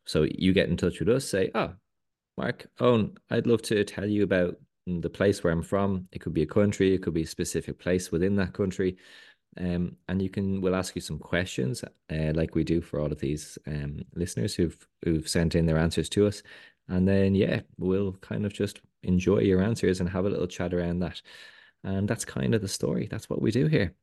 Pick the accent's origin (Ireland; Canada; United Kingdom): Ireland